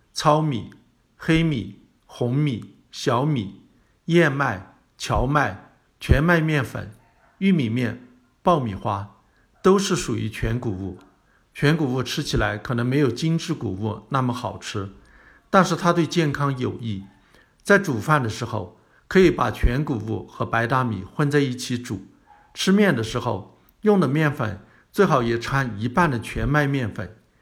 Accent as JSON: {"language": "Chinese", "country": "China", "said": "我们中国人"}